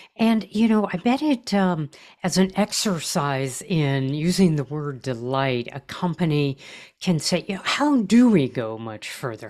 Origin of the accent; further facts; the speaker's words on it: California, United States; I'm a Californian